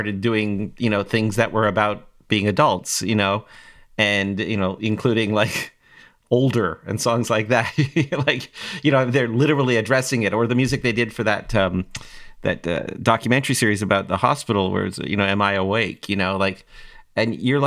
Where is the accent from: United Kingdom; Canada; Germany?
Canada; Toronto, Ontario; I grew up in Toronto, Canada in the 90s, or 80s and 90s